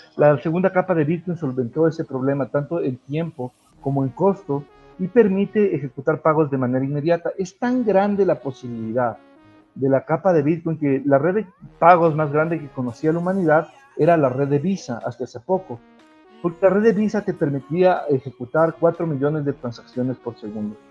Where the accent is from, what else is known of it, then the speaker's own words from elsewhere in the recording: Ecuador; yo soy ecuatoriano, como bien lo mencionaste, yo, he tenido la suerte de crear algunas empresas en mi país